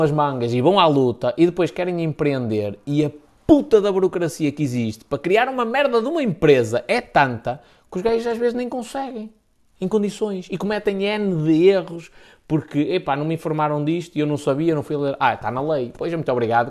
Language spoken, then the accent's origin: Portuguese; the North, Northern Portugal, Portugal; aqui no Norte é B de burro mesmo